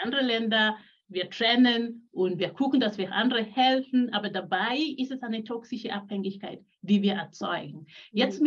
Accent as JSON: {"language": "German", "country": "Kenya", "tie": "born or raised there", "also_born_or_lived": "Switzerland", "moved": "yes", "lives_now": "Singen, Germany", "said": "geboren bin ich in Kenia. Ich bin Mutter von drei Kindern, lebe jetzt in Deutschland"}